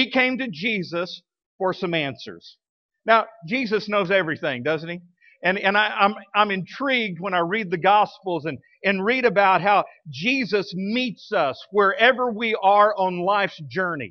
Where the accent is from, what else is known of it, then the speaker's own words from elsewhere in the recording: Midland, Texas, United States; now in Fort Smith, United States; I grew up out there in outside of Midland in West Texas